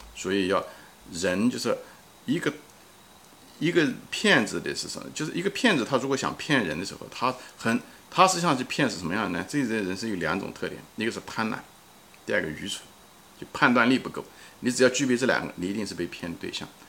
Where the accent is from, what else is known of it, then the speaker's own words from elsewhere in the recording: China; 从小也在中国长 大